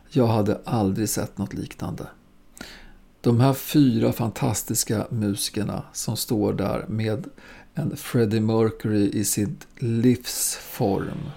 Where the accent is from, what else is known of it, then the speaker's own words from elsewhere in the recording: Östersund, Jämtland, Sweden; Jag bodde ju vid den här tiden fortfarande ihop med morsan på Västmanagatan som vi flyttade till från Östersund.